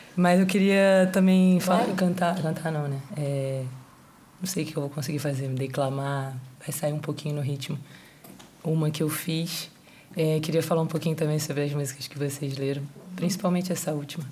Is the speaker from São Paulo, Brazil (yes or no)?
no; Rio de Janeiro, Brazil; eu sou do Rio de Janeiro